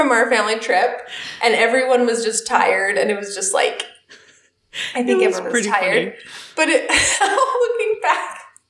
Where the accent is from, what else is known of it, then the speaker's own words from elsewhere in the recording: Alaska, United States; growing up in Alaska?